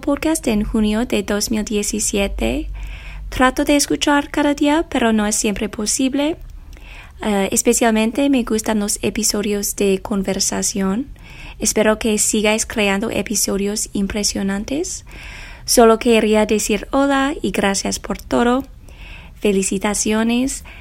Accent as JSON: {"language": "Spanish", "town": "Chicago", "region": "Illinois", "country": "United States", "second_language": "Spanish", "said": "Soy de los Estados Unidos específicamente soy de Chicago."}